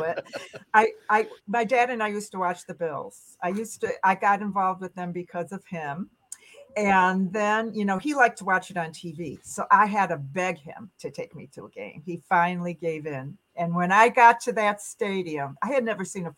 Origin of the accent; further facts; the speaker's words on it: Buffalo, New York, United States; moved away as an adult; also born or lived in Syracuse, New York / California; I was born in Buffalo